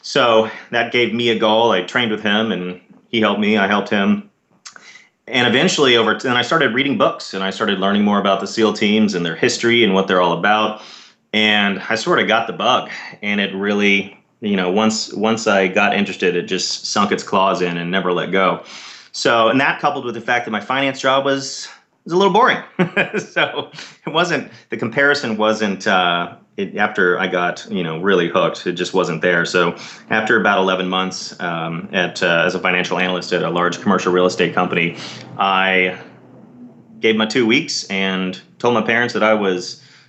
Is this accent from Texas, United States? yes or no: yes; Dallas, Texas, United States; I grew up in Dallas, Texas, and did my undergrad at Southern Methodist University